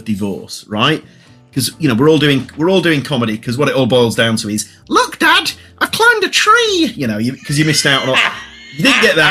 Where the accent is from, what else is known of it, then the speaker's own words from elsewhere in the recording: Leeds, Yorkshire and the Humber, United Kingdom; I'm from Leeds.